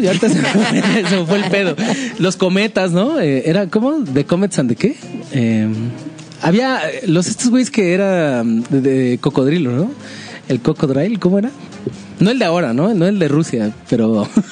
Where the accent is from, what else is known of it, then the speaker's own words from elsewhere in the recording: Mexico; como mexicano